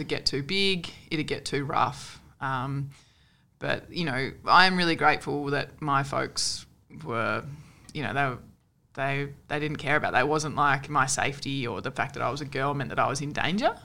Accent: Sunshine Coast, Queensland, Australia; so I'm from Queensland. Uh, grew up on the Sunshine Coast

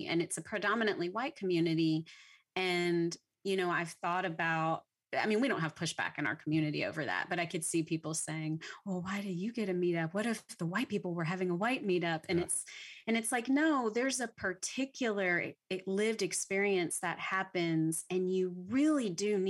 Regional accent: Louisiana, United States; because I'm from Louisiana, so I didn't even grow up in Texas.

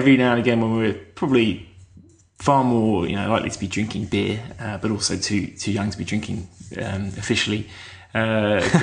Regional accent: Kent, South East England, United Kingdom; moved away as an adult; now in Melbourne, Australia; I grew up in Kent in south of England

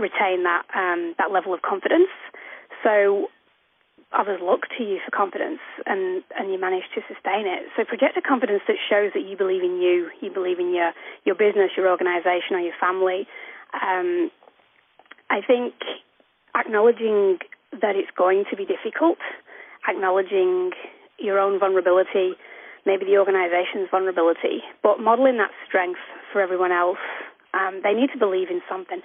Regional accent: Manchester, North West England, United Kingdom; moved away as an adult; also born or lived in Wolverton Station, Queensland, Australia; now in Cape York, Australia; I grew up in Manchester, North Manchester, over in the UK.

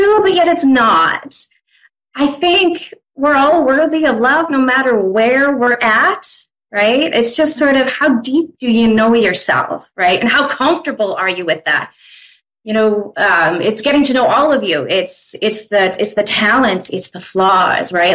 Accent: Saskatchewan, Canada; now in Medicine Hat, Canada; So I'm from Medicine Hat. I've been here for about half my life. Grew up not too far away in a small town, Saskatchewan.

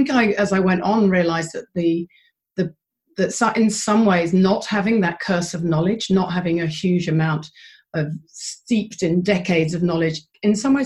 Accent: London, United Kingdom; moved away as an adult; also born or lived in Philadelphia; now in Christchurch, New Zealand; I'm a Londoner, but my adopted home of 20 years is Christchurch, New Zealand

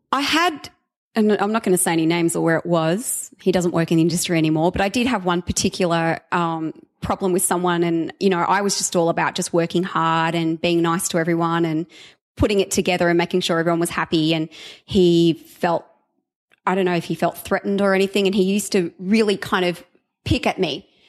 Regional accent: Sydney, New South Wales, Australia; moved away; I was from Sydney

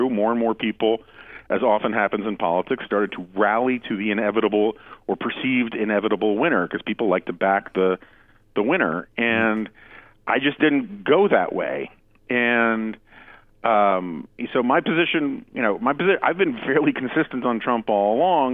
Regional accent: New York City, New York, United States; I grew up in New York City.

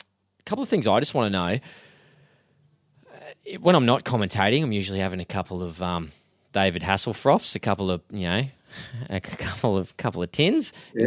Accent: Queensland, Australia; I'm a Queenslander.

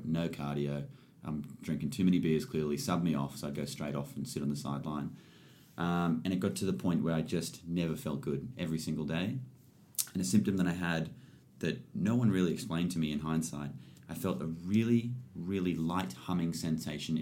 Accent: Springwood, New South Wales, Australia; moved away as an adult; also born or lived in Katoomba; now in Sydney, Australia; I was born in Katoomba at the top of the mountains, grew up in Springwood for the first 20, 21 years of my life

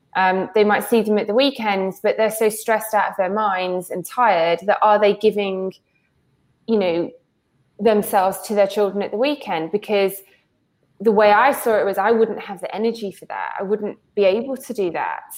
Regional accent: Wales, United Kingdom; I grew up in Wales

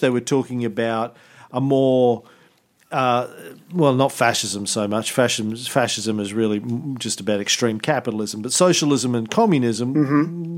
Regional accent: Australia; as an Australian

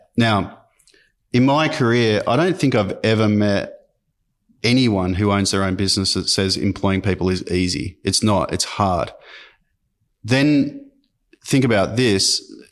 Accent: Sydney, New South Wales, Australia; also born or lived in Armidale, New South Wales / London; so I grew up in Sydney, um, uh, in French's Forest.

